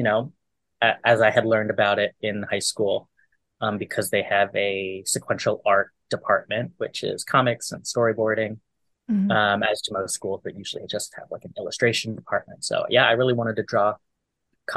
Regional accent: Bay Area, California, United States; moved away; This was in California, in the Bay Area. I want to say a district in San Leandro, Oakland area.

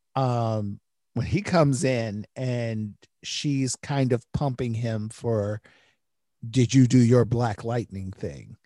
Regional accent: Detroit, Michigan, United States; I grew up in Detroit

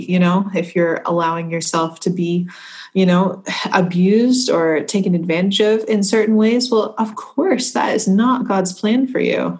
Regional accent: United States; now in Scotland, United Kingdom

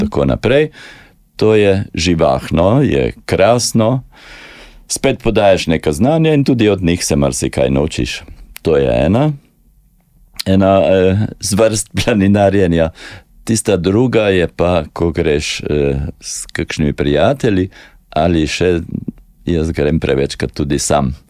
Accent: Slovenia; smo Slovenci

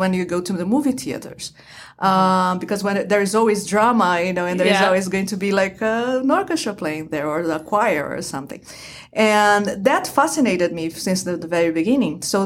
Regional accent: Brazil; moved away; I am originally from Brazil. I was born and raised in Brazil

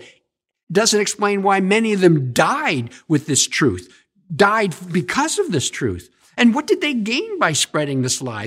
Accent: Stratford, Ontario, Canada; I was raised in Stratford, Ontario

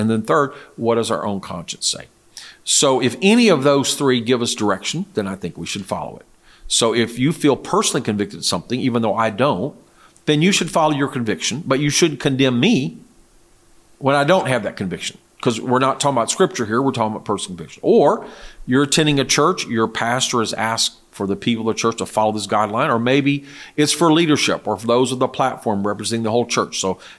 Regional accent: South Korea; I remember I grew up in Korea. In that culture, traditionally, at least the time I was there, the 60s and 70s, men would invariably shave.

